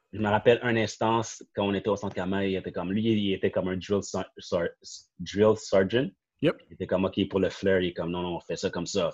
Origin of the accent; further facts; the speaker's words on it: Montreal, Quebec, Canada; je viens du Saint-Nord, so, toutes mes amis ou les connaissances que j'ai connues, c'était de là